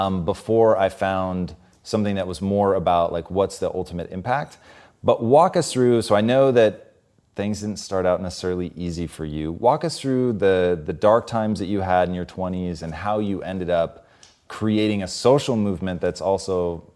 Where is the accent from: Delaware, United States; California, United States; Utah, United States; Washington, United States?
Washington, United States; Tacoma; Growing up in Tacoma, like, I don't know if you could do this or you just did it, but we would go and find fallen trees